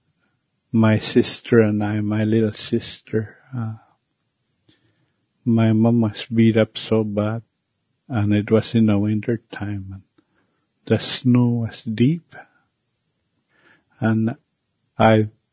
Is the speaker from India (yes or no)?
no; Canada; first language Cree; English is a second language; As a child growing up back in Sioux Lake